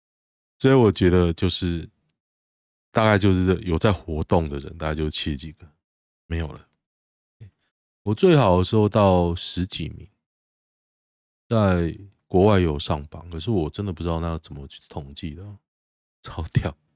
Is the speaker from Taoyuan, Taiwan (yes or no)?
yes; Taoyuan, Taiwan; 像我老家在桃园市区一个老家，我爸妈住那边，我姐住那边，环境越来越糟